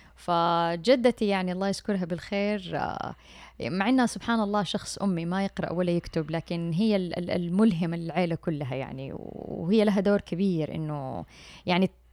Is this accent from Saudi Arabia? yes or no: yes; Mecca, Makkah Province, Saudi Arabia; أنا من مواليد مكة